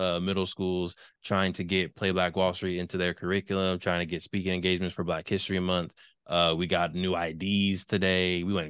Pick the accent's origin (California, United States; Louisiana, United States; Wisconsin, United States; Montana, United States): California, United States; Canoga Park; also born or lived in Tarzana / Seattle; I've spent most of my life in the San Fernando Valley around the Canoga Park area, Winneka area. Spent a little bit of my life in Tarzana for elementary school. Lived in Seattle for, I think, a year or 2 years when I was young